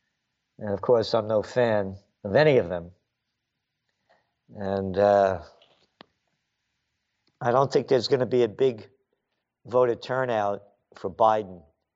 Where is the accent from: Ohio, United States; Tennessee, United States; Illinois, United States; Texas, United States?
Illinois, United States; Chicago; And I wanted to go down because we're from Chicago originally.